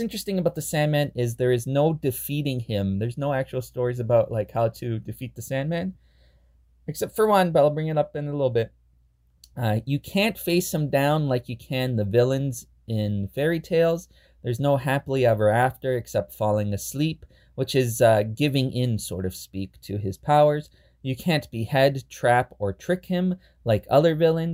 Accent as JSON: {"language": "English", "country": "Canada", "said": "we're both Canadian"}